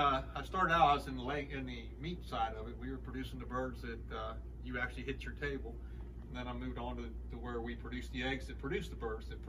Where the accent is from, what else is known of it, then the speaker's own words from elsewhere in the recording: Bethany, United States; moved away as an adult; it was different growing up in Bethany with your name on the front of the store.